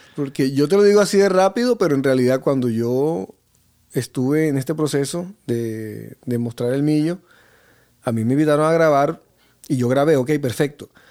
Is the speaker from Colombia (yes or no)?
yes; Barranquilla, Atlántico, Colombia; Yo vengo de Barranquilla y desde pequeño con el tema de las festividades de los pueblos vecinos, el carnaval de Barranquilla